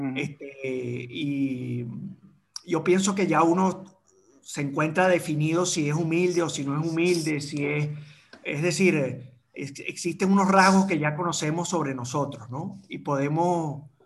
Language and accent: Spanish; Caracas, Capital District, Venezuela; now in Madeira, Portugal; estudiar en el San Agustín eh, nosotros en, cuarto grado nos mudamos para Prado del Este